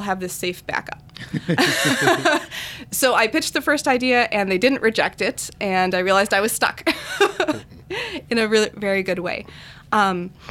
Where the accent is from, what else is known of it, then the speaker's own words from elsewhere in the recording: Wisconsin, United States; I was born and raised in Wisconsin my whole life.